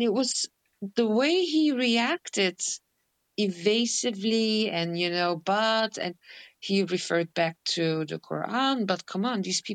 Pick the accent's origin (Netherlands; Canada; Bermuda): Netherlands; I'm born and raised in Holland